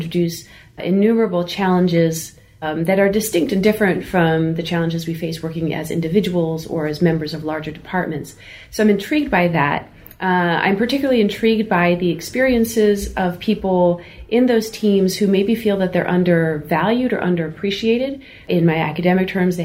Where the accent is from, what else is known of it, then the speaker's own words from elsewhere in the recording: New Jersey, United States; I grew up in New Jersey